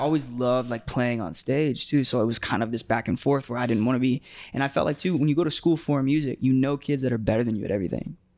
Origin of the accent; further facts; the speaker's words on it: Tampa, Florida, United States; growing up in Tampa